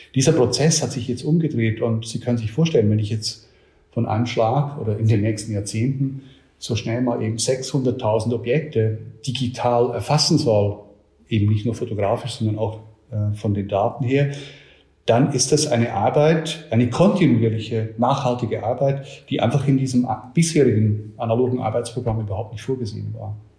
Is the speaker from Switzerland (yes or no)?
yes; Switzerland; now in Nuremberg, Germany; ich komme ursprünglich aus der Schweiz